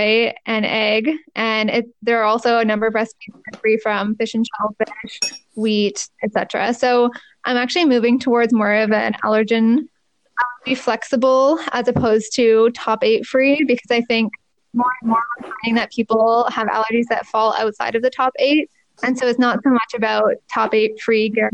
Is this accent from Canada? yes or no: yes; Markham, Ontario, Canada; I went to University of Toronto and I'm from Markham